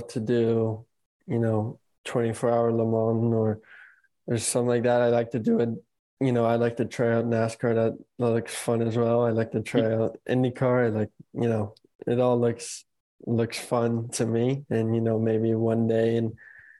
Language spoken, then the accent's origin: English; United States; an American driver